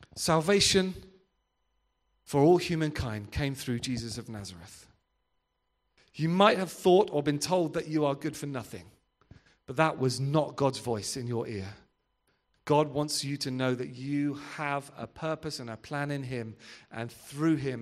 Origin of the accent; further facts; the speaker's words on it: Devon, South West England, United Kingdom; I'm from Devon